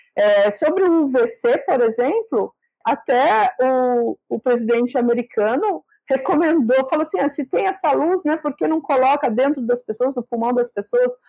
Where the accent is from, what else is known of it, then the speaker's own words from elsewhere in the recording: Sergipe, Brazil; eu sou de Sergipe